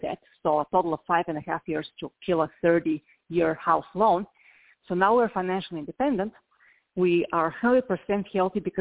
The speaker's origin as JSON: {"language": "English", "country": "Bulgaria", "moved": "yes", "said": "I'm from Eastern Europe"}